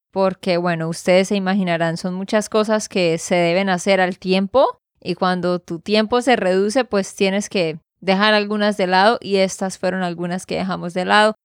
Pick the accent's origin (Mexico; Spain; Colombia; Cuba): Colombia; Santander; de Santander, Colombia.